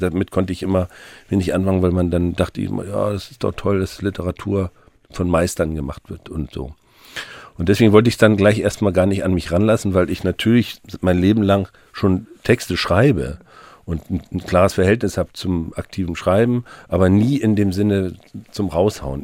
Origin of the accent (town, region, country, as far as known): Mecklenburg-Vorpommern, Germany; now in Hamburg, Germany